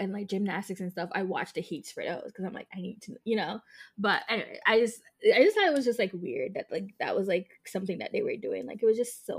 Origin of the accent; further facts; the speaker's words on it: Jamaica; me as a Jamaican